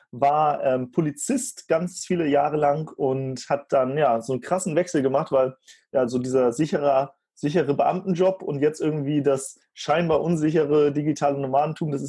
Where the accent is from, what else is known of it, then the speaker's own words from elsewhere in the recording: Lower Saxony, Germany; ich komme da aus der Ecke Soltau-Fallenbosse, wo der Heidepark ist.